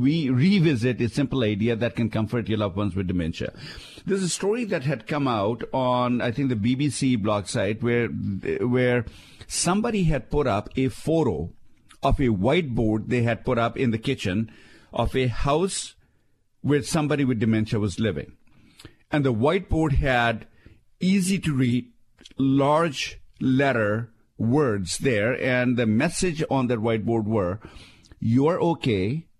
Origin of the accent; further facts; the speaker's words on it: Shimla, Himachal Pradesh, India; somebody in the town that I grew up in India, Shimla, actually picked the story up